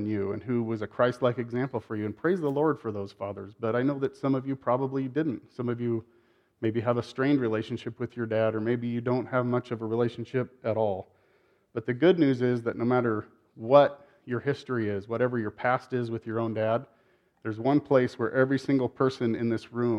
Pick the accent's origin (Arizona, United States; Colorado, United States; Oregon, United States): Oregon, United States; Eugene; moved away; I was born in Eugene, Oregon, and most of my family still lives there, including my parents